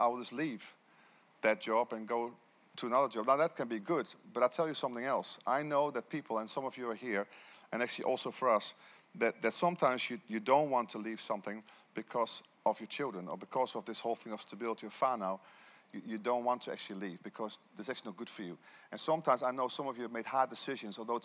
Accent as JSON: {"language": "English", "country": "Netherlands", "moved": "as an adult", "lives_now": "New Zealand", "said": "I left my country of Holland to be here in this nation"}